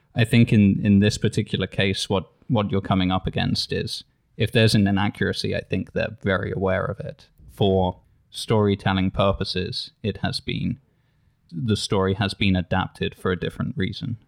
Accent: England, United Kingdom; as an English person

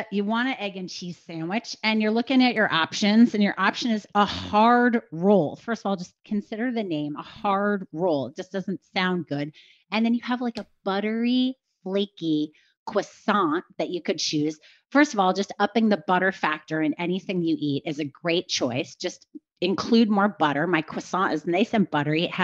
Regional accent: New York, United States; I'm a New Yorker.

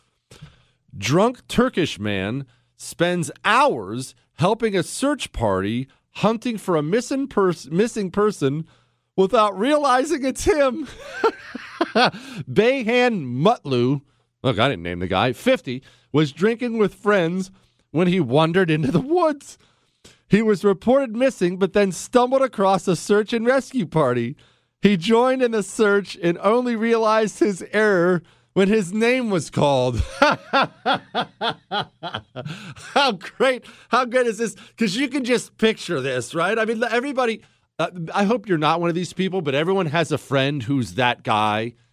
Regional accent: United States; I'm an American

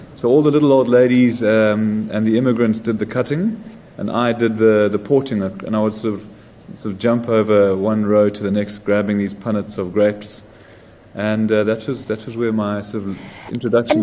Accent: Johannesburg, Gauteng, South Africa; also born or lived in Zimbabwe / Sydney, Australia; basically spent most of my childhood in Joburg.

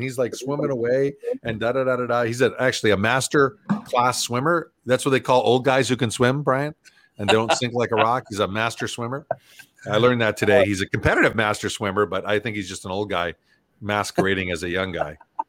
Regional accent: Western Canada, Canada; I grew up in Western Canada

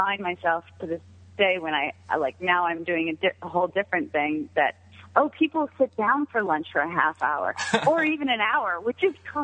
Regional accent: Ohio, United States; moved away as an adult; also born or lived in New York City; I grew up in Ohio. I moved to New York City because that's where all the good architects were

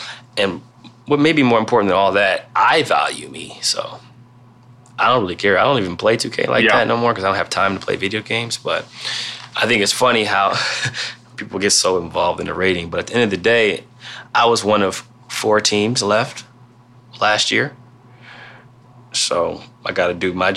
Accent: Canton, Ohio, United States; I'm from Canton and I've been watching it my whole life.

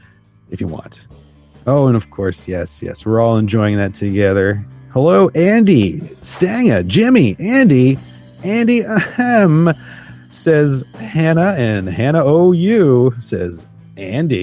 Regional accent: Canada; I'm first generation Canadian

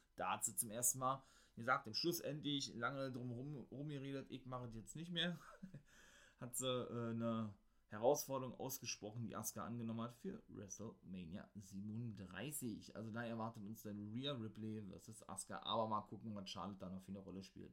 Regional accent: Berlin, Germany; accent: Berliner; Mein Berliner Akzent

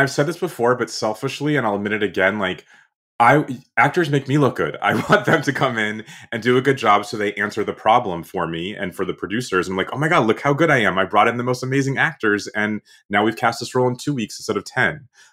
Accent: Boston, Massachusetts, United States; I'm from Boston

